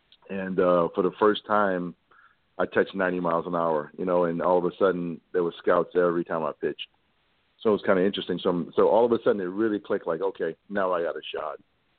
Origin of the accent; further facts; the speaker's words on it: Thibodaux, Louisiana, United States; also born or lived in Hannibal, Missouri; I grew up here in Thibodaux, started playing baseball at the age of 5